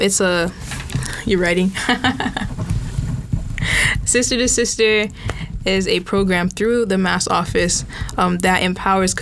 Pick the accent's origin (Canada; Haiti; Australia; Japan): Haiti; now in Orlando, United States; I'm Haitian. I'm from Haiti.